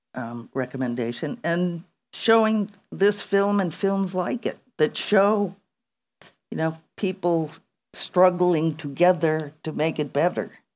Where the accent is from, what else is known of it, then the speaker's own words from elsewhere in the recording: United States; I come from the United States of America